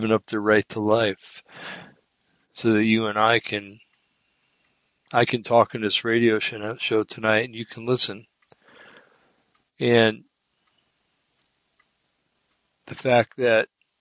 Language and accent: English; New Jersey, United States; I was born in New Jersey